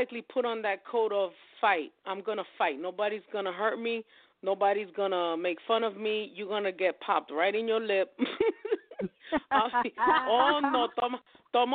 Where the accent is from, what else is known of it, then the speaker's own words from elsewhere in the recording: New York, United States; I'm from New York